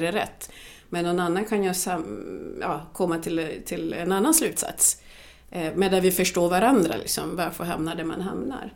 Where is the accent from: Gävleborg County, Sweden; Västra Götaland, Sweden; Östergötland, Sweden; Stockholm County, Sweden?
Stockholm County, Sweden; Kungsängen; Swedish is a second language; vi var ju den första svarta familjen i Kungsängen där jag är uppvuxen